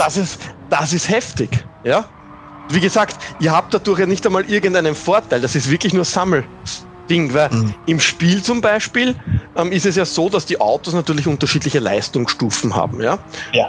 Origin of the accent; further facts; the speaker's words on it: Austria; ich als Österreicher